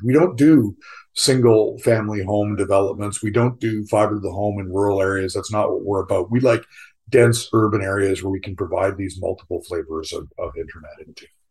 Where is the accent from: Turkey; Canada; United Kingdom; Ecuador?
Canada; moved away as an adult; also born or lived in South Carolina; I'm a Canadian. Most of my career was spent in Canada